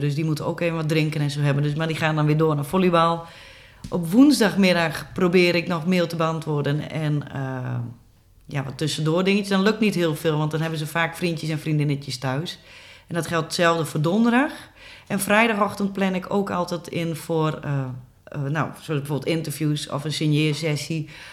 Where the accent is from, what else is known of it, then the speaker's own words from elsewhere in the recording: Goutum, near Sneek, Friesland, Netherlands; now in IJlst, Netherlands; ik ben geboren en getogen in Gouten, een dorpje vlakbij Sneek